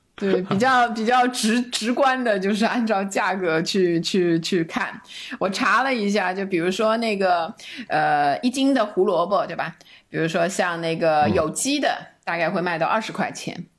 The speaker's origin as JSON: {"language": "Chinese", "country": "China", "said": "我们中国人的这个吃蔬菜的观念"}